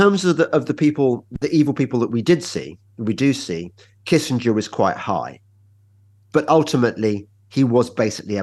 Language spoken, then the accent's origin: English; England, United Kingdom; I'm English